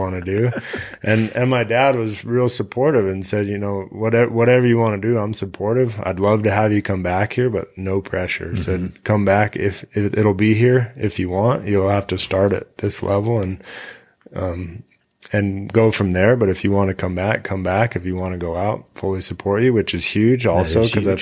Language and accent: English; Colorado ranch, United States; I kind of grew up in two worlds, which mm-hmm. is I lived out here and this was my life, but I also lived in town